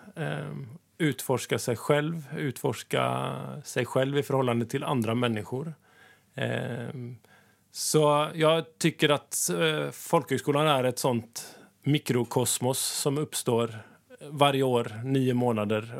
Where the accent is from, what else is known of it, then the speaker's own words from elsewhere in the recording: Sweden; moved away as an adult; now in Kabelvåg, Norway; som ni hör så kommer jag från Sverige.